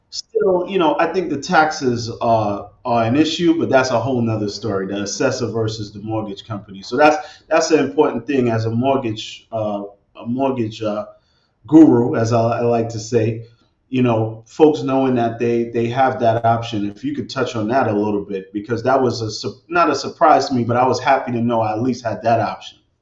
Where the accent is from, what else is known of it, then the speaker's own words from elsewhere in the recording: New York City, New York, United States; moved away as an adult; now in Newark, United States; I'm originally from Brooklyn